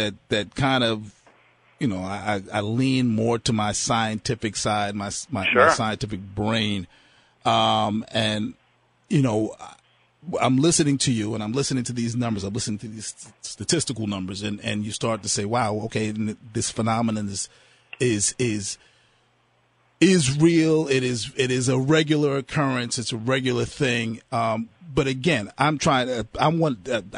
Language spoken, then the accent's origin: English; New York City, New York, United States; growing up in Brooklyn